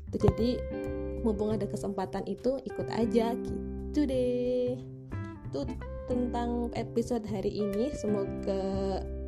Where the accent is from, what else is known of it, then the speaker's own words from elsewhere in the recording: Ngapak area, Central Java, Indonesia; accent: Ngapak; also born or lived in Purwokerto / Yogyakarta; saya itu logatnya kan legat ngapak gitu ya, legat ngapak